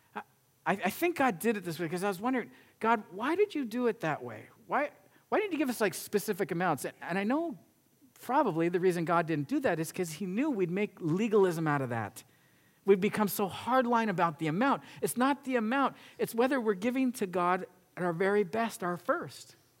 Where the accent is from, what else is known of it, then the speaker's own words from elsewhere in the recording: United States; we as an American nation